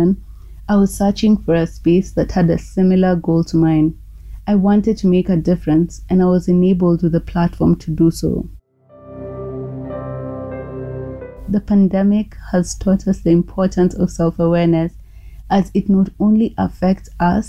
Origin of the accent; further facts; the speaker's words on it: Nairobi, Kenya; I'm from Nairobi, Kenya